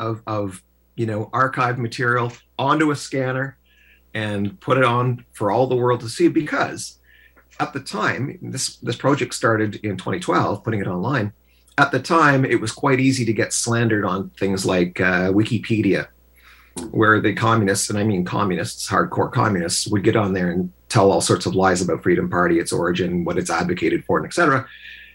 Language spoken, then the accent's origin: English; Oshawa, Ontario, Canada; also born or lived in Peterborough, Ontario / London, Ontario; Born and raised in Oshawa, Ontario, motor city of the country, at least until it wasn't